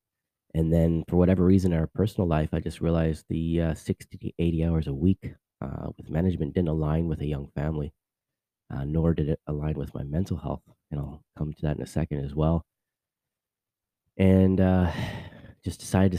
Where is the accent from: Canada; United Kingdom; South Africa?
Canada; Vancouver, British Columbia; moved away as an adult; now in Orlando, United States; I'm actually originally from Vancouver, Canada. I live now here in Lake Nona, which is a part of Orlando, Florida